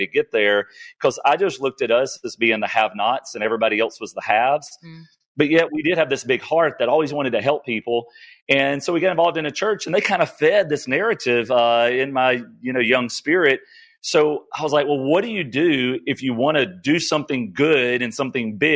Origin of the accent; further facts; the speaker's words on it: Northeast Louisiana, United States; I was raised in Northeast Louisiana